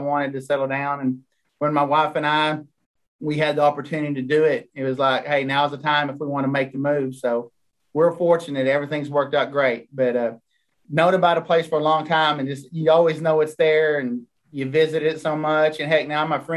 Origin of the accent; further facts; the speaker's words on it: Fort Worth, Texas, United States; moved away as an adult; now in Hot Springs Village, United States; Fort Worth, Texas. Whole life until I moved here